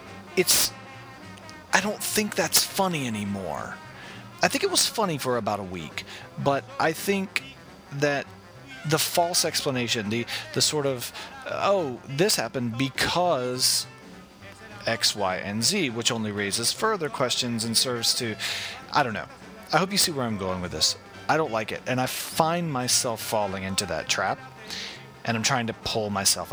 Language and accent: English; Athens, Georgia, United States; I'm from Athens, Georgia